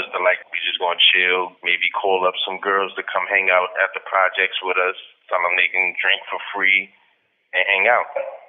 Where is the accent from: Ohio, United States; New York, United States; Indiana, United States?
New York, United States; Brooklyn; Yeah, very. My mother and my father weren't really in my life. It was more my grandmother and my brother.